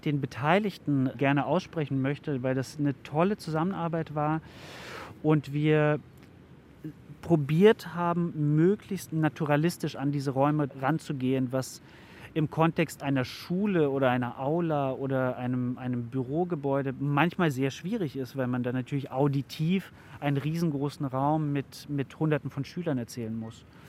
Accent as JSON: {"language": "German", "country": "Germany", "said": "Bei uns in Deutschland"}